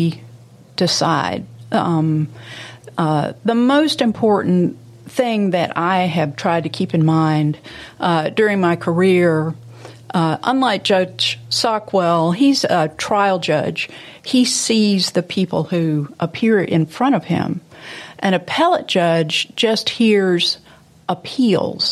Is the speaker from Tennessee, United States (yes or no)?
yes; Memphis, Tennessee, United States; playing with my friends in Memphis. At that time was a lovely place to grow up